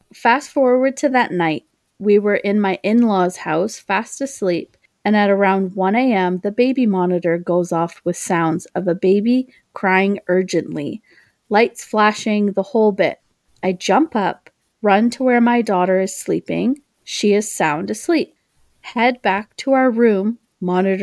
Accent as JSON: {"language": "English", "town": "Oshawa", "region": "Ontario", "country": "Canada", "tie": "born or raised there", "also_born_or_lived": "Toronto, Ontario", "said": "near where I live in my hometown called Parkwood Mansion"}